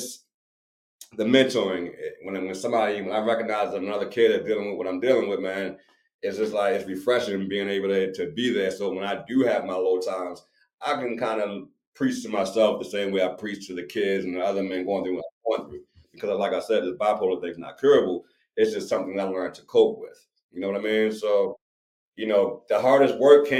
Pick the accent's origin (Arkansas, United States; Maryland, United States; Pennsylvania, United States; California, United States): Maryland, United States; Baltimore; I'm from Baltimore. I'm from the hood.